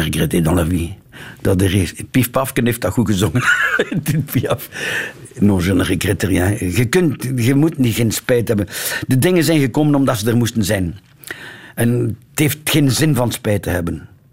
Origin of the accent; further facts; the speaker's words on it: Ghent, Flanders, Belgium; accent: Gents; mijn Gents accent